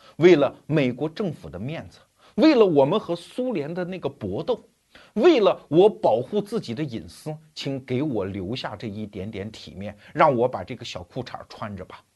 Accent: China; 我们中国人有一句话

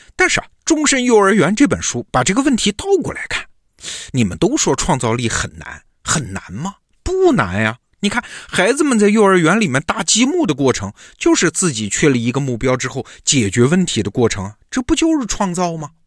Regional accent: China; 我们中国人

